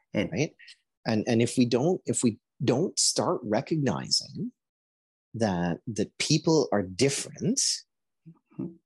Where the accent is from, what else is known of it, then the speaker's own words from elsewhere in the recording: Guyana; now in Canada; I was born in Guyana